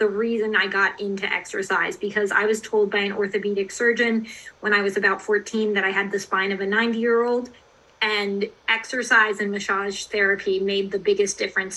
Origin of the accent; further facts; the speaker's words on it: McLean to Loudoun County, Virginia, United States; we moved from McLean to Loudoun County